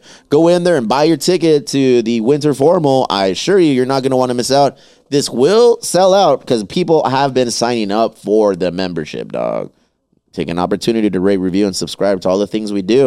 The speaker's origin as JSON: {"language": "English", "town": "Chula Vista", "region": "California", "country": "United States", "said": "we're from Chula Vista. I don't leave Chula Vista."}